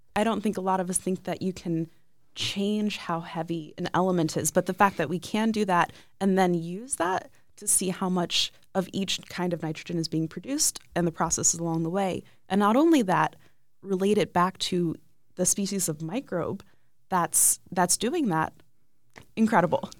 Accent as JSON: {"language": "English", "region": "Ohio", "country": "United States", "tie": "born or raised there", "said": "I grew up in Ohio"}